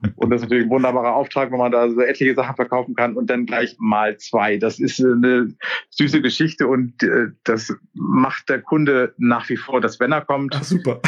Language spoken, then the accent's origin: German; Kiel, Schleswig-Holstein, Germany; moved away as an adult; also born or lived in Walsrode; ich komme ursprünglich aus Kiel